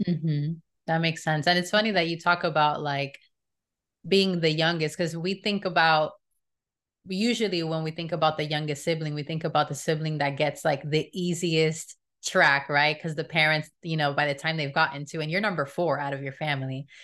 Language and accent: English; Miami, Florida, United States; we grew up in Miami, so there's a lot of Hispanic people there